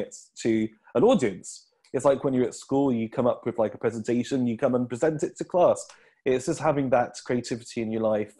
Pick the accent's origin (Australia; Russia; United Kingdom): United Kingdom; Midlands; I'm not Northern, I'm from the Midlands.